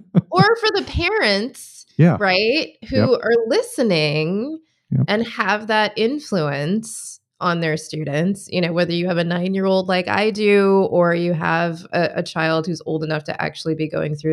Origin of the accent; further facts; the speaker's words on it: Michigan, United States; now in Washington, D.C., United States; I mean, I moved from Michigan to the DC area.